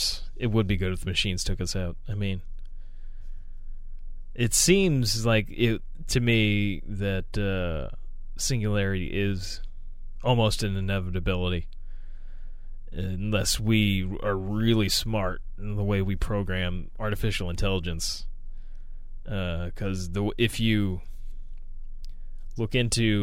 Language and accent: English; United States; I am an American.